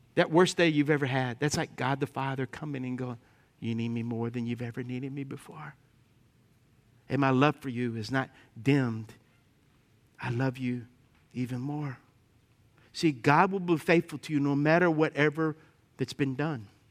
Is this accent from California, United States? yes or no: no; Lafayette, Louisiana, United States; I grew up in Lafayette.